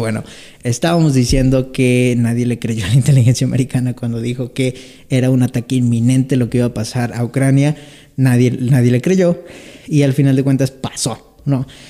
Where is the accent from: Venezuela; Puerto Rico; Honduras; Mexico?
Mexico